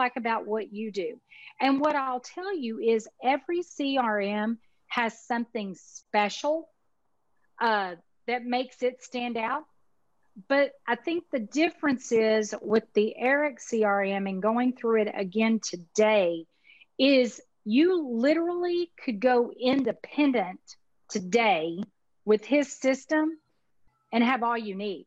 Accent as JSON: {"language": "English", "region": "Texas", "country": "United States", "accent": "Texas", "said": "My Texas accent"}